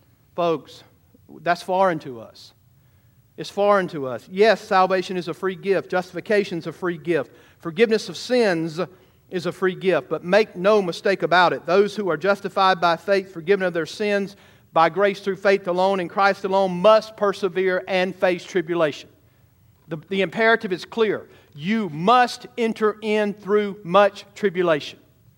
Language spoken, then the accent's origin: English; United States; I'm a transplant from Georgia, right? Or Alabama, whatever you want to say.